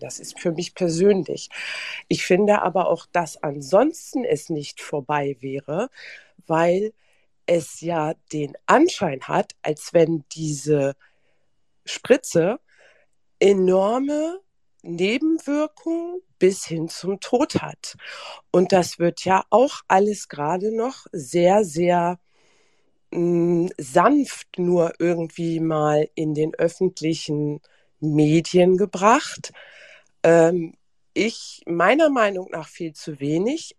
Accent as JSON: {"language": "German", "country": "Germany", "tie": "born or raised there", "said": "ich bin hier aufgewachsen in Deutschland"}